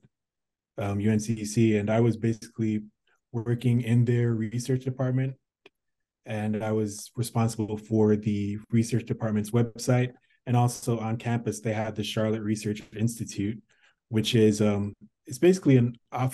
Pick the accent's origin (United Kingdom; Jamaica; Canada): Jamaica; moved away; I'm from Jamaica